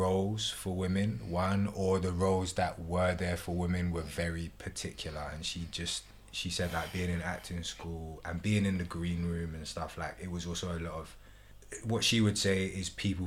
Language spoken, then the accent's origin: English; London, United Kingdom; accent: British; I grew up in London